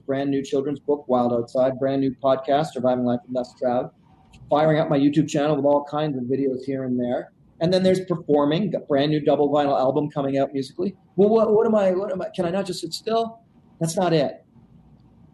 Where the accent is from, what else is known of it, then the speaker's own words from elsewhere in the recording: Canada; I'm Canadian